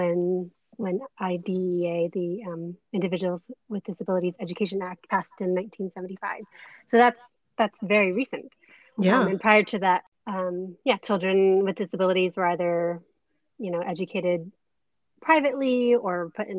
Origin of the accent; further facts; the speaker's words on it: Bay Area, California, United States; also born or lived in Canada; my husband and I both grew up in the Bay Area.